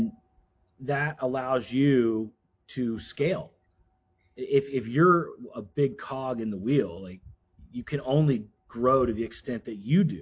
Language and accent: English; Florida, United States; moved away; I was from Florida